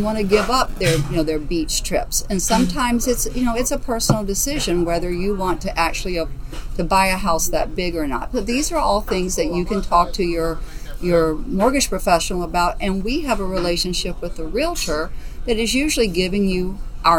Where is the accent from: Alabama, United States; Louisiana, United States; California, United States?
Alabama, United States; also born or lived in Southwest Florida; now in Naples, United States; I am originally from Alabama. I have been in Southwest Florida since 1981